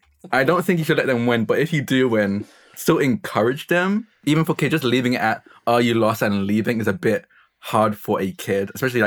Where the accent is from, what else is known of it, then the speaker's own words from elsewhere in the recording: Essex, East of England, United Kingdom; I'm from Essex.